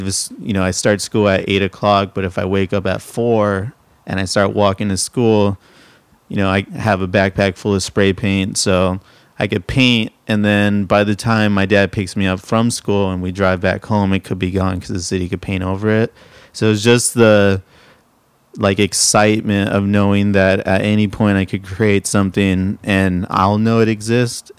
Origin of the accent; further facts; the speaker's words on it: Pasadena, California, United States; moved away as an adult; also born or lived in San Diego; Born in San Diego, grew up in Southern California. I don't mean Orange County. I grew up in Pasadena and Eagle Rock